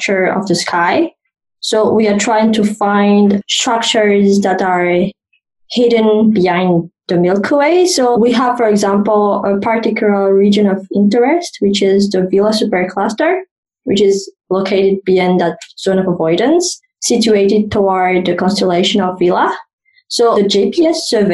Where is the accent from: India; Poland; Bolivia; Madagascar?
Madagascar; moved away as an adult; now in Cape Town, South Africa; I am from Madagascar and I did my undergraduate studies and I've obtained my master's degree from the University of Antananarivo in the capital